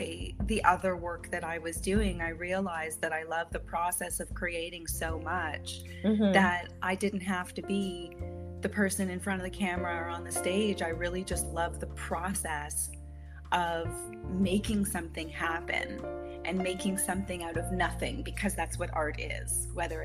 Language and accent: English; Maple, Ontario, Canada; moved away as an adult; also born or lived in New York City, United States; I'm originally from Maple, Canada